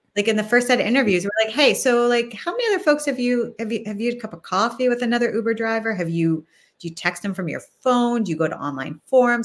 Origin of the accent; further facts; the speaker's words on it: Northeast Ohio, United States; now in Washington, D.C., United States; I'm from Northeast Ohio